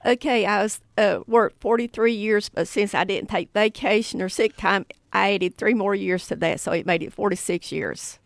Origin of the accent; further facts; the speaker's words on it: Haywood County, North Carolina, United States; I'm from Haywood County. I went to Tuscola High School